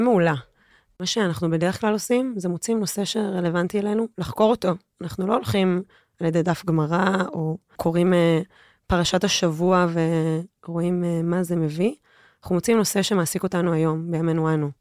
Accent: Jerusalem, Jerusalem District, Israel; also born or lived in Los Angeles, United States; ולא הייתה בישראל ולא הייתה בירושלים, שגדלתי וחונכתי בה

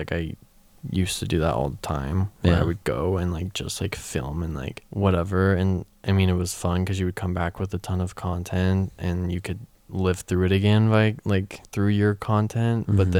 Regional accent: Utah, United States; Growing up in Utah

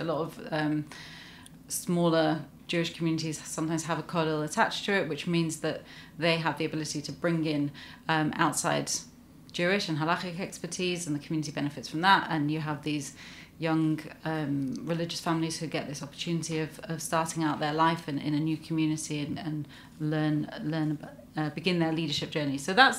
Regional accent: Glasgow, Scotland, United Kingdom; born there; I was born in Glasgow.

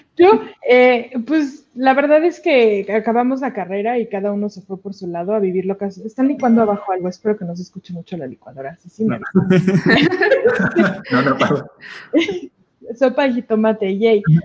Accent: Mexico City, Mexico; now in Querétaro, Mexico; yo nací en Ciudad de México, estudié animación aquí en Querétaro

